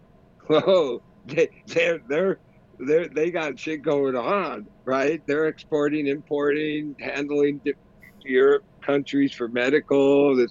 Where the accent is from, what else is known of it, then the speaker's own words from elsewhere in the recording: United States; being an American